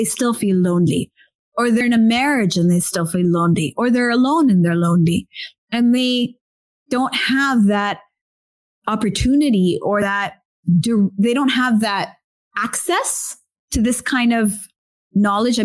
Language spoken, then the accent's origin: English; India; being Indian myself